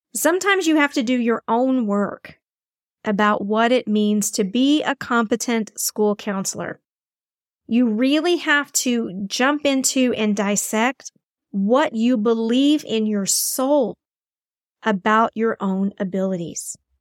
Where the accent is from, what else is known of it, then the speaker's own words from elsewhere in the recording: Texas, United States; my home state of Texas